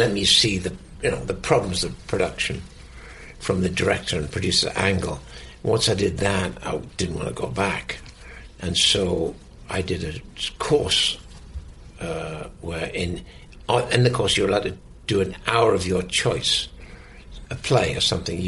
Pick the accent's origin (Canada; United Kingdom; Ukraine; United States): United Kingdom; the north of England; So being British, I'm the opposite. Because I'm from the north of England